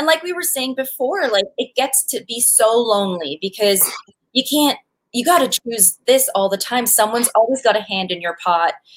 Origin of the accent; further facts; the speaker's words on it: Calgary, Alberta, Canada; we're actually from Calgary, so we're from the same hometown